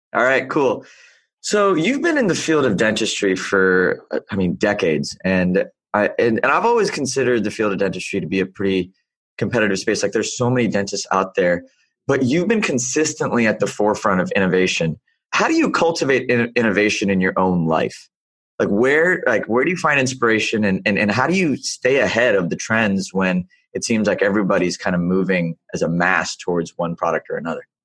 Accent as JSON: {"language": "English", "region": "the South", "country": "United States", "tie": "born or raised there", "said": "I wasn't born in the South, but I was raised in the South"}